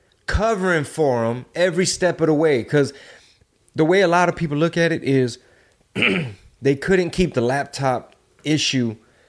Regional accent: Delaware, United States; I'm from Delaware.

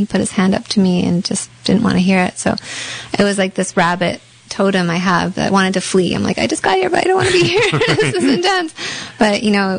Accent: Canada; being Canadian

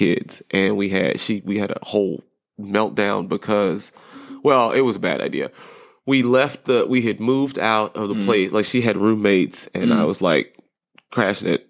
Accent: Southern California, United States; I grew up in Southern California.

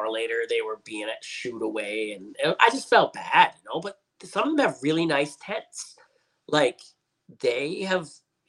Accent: Edmonton, Alberta, Canada; where I'm from in Edmonton

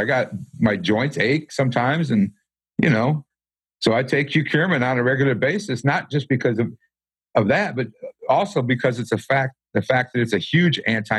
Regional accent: Michigan, United States; I'm actually from Michigan, but I think I'm starting to get the Southern slang. I've been here so long.

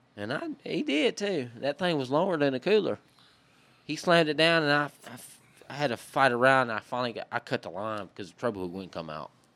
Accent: Maryville, Louisiana, United States; accent: Cajun; also born or lived in Jarrett, Louisiana; I was raised in Maryville, Louisiana, which is just a little, little tiny, little, like, one gas station is what they got, my boy, between Dritter and Texas

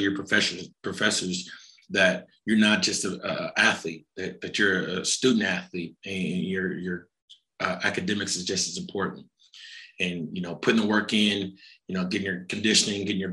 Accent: Fayetteville, Arkansas, United States; I'm from Fayetteville, Arkansas. I went to school here

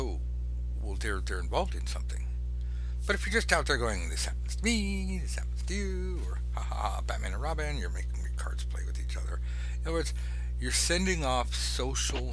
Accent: Los Angeles, California, United States; I'm from Los Angeles. I grew up on McDonald's and Burger King and Coca-Cola

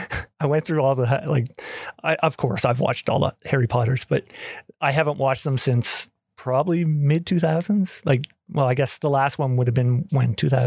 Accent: Canada; I'm a Canadian.

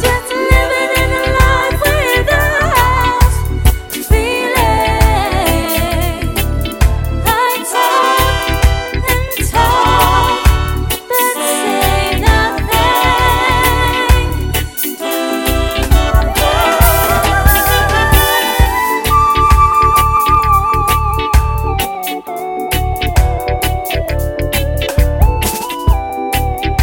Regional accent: Leicester, East Midlands, United Kingdom; live in Leicester, that's my hometown

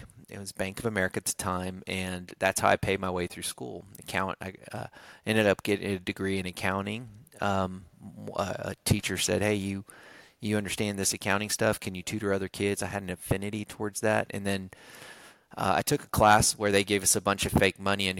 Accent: South Texas, United States; also born or lived in New Braunfels, Texas; I'm from the South Texas area. I live in a little town called New Braunfels now, which is between San Antonio and Austin.

